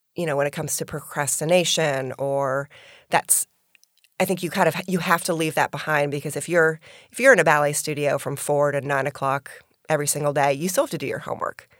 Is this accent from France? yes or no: no; Albany, New York, United States; born or raised there; now in Florida, United States